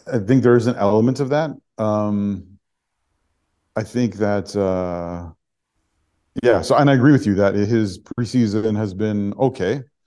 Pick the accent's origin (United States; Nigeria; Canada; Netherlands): Canada; Toronto, Ontario; also born or lived in Sudbury, Ontario; I was born in Sudbury and I grew up in North York in Thornhill